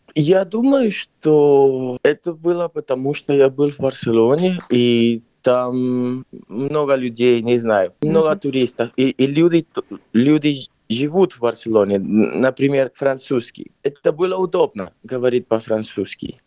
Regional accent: Lima, Peru; Russian is a second language; also born or lived in Barcelona, Spain / London, United Kingdom; now in Moscow, Russia; Я родился в Перу, в Лима, но я переехал в Испанию, может быть, уже 20 лет назад

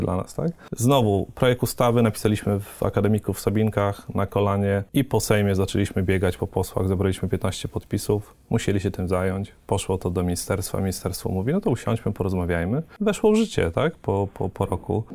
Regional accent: Łuków, Lublin Voivodeship, Poland; moved away as an adult; also born or lived in Warsaw; pochodzę z Łukowa, mhm. na, na Wschodzie

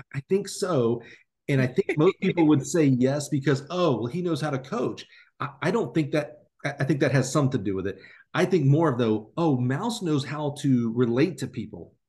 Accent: Alabama, United States; I'm from Alabama

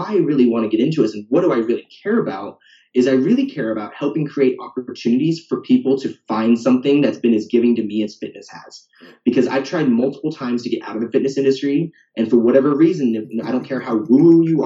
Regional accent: the Northwest, Pacific Northwest, United States; moved away as an adult; also born or lived in Portland; now in Austin, United States; I'm from the Northwest. I went to college in the Northwest. I've never left.

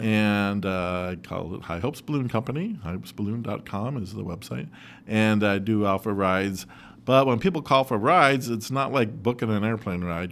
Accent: Rochester, New York, United States; I was born in Rochester, and I grew up in Rochester, and I'll probably die in Rochester as well

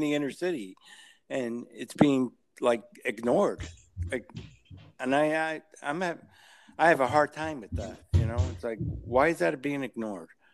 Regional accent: New Haven, Connecticut, United States; I grew up in New Haven, so I used to drive mm-hmm. a taxi in New Haven at night

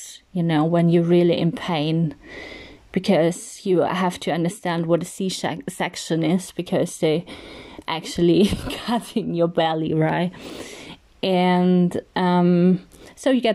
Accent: Austria; English is a second language; also born or lived in Spain / Switzerland; born and raised in Austria, but not solely in Austria. I also live part-time in Spain and Switzerland, so I grew up pretty international.

